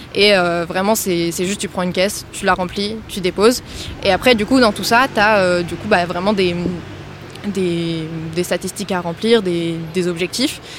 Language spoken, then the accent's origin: French; Nantes, Pays de la Loire, France; moved away as an adult; now in Toulouse, France; moi, je viens de Nantes et j'ai fait donc toute ma scolarité là-bas jusqu'au lycée